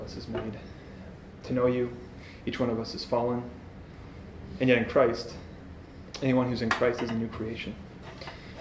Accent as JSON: {"language": "English", "town": "Shoreview", "region": "Minnesota", "country": "United States", "tie": "born or raised there", "said": "I grew up in Shoreview, which is the north side of the Twin"}